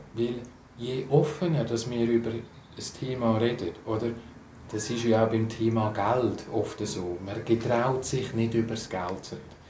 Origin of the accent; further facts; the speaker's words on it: Switzerland; für mich als Schweizer